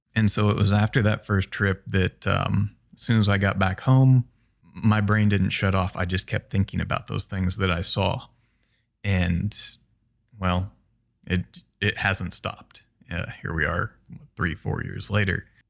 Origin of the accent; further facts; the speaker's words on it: central Illinois, United States; moved away as an adult; also born or lived in Brazil; now in Minnesota, United States; I'm from Illinois, the very center of Illinois, quite literally in a corn and bean field. Uh, my family has a farm there.